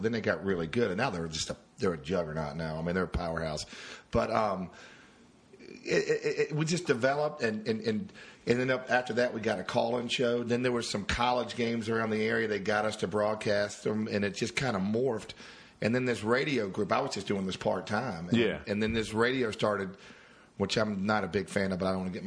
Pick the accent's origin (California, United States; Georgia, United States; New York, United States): Georgia, United States; Savannah; Which was right outside Savannah, and I'm from Savannah